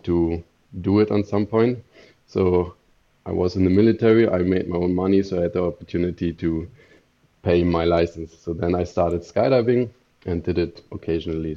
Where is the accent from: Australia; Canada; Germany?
Germany; moved away as an adult; now in Stockholm, Sweden; I'm from Germany.